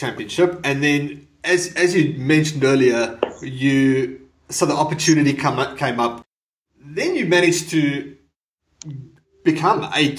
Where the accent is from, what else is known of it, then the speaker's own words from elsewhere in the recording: South Africa; moved away as an adult; now in Australia; I immigrated from South Africa probably about 11 years ago